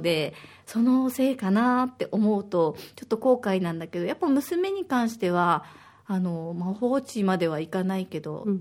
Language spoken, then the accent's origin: Japanese; Osaka, Japan; now in Okinawa, Japan; 私は大阪出身